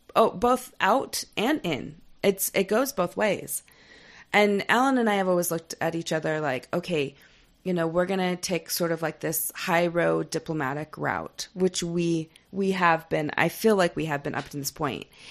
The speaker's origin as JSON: {"language": "English", "region": "Utah", "country": "United States", "moved": "yes", "said": "I'm from Utah County"}